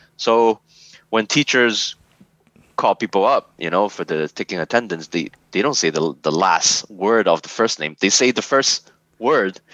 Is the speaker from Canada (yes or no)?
yes; Canada; also born or lived in Hong Kong; calling here canada my my home